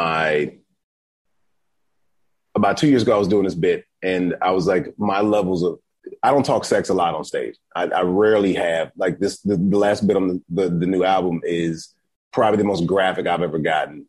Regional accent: Atlanta, Georgia, United States; moved away; also born or lived in Dallas; I'm from Atlanta

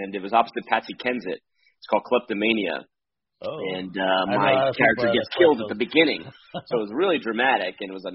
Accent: Miami, Florida, United States; Where I grew up in Miami

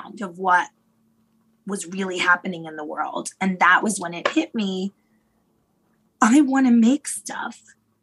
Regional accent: Yonkers, New York, United States; growing up in Yonkers

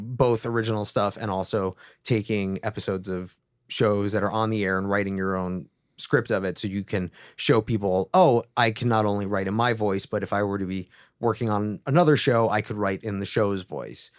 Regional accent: East Coast, United States; moved away; I'm originally from the East Coast

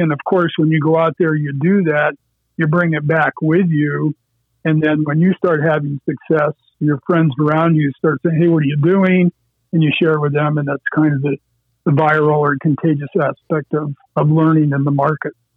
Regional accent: Erie County, Pennsylvania, United States; I grew up in Erie County on a little farm pond

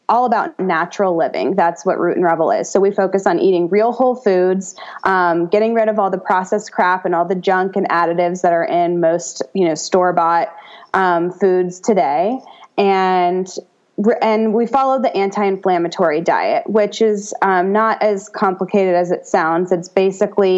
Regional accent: United States; I'm an American

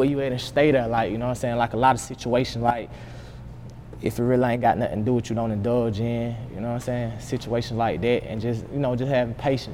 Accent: Columbus, Georgia, United States; moved away as an adult; also born or lived in Stewart County, Georgia; now in Atlanta, United States; I'm from Columbia, Georgia

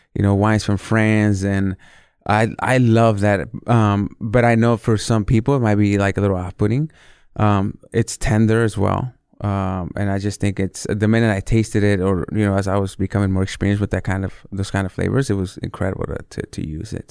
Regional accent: Northern California, United States; also born or lived in Mexico City, Mexico / Los Angeles, United States; I was born in Mexico City, and then we came to the States when I was very young. Um, landed in Los Angeles, and then eventually made the move to Northern California

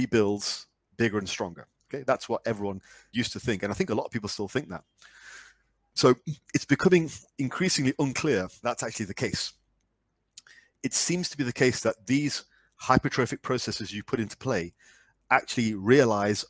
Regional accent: United Kingdom; me being very British

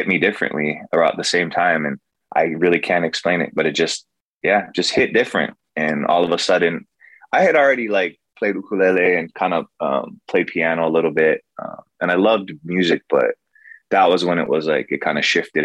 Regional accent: Kailua, Hawaii, United States; moved away; also born or lived in Nashville / Santa Barbara; I grew up mostly in Kailua, which is on the east side of Oahu

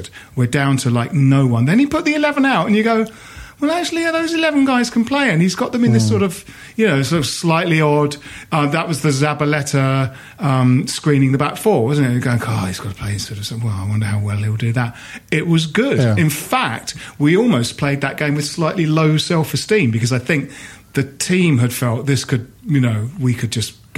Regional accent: Bromley, London, United Kingdom; Jim and I grew up in Bromley

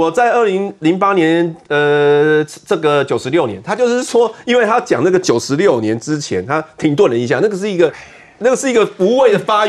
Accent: Taiwan; 所以，我们台湾人要支持他，

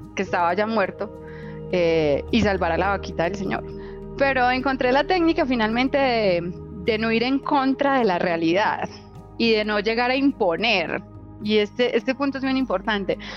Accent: Itagüí, Antioquia, Colombia; yo nací en Itagüí, Antioquia, eh, en un hogar clase media. Papá, mamá, tres hermanos, eh, yo soy la menor. Y pues que crecimos con limitaciones económicas

